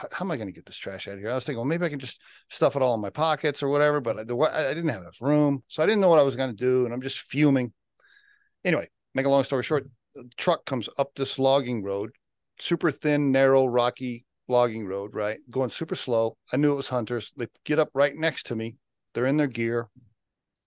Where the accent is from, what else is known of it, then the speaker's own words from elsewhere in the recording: Oklahoma, United States; now in Colorado, United States; I grew up in Oklahoma.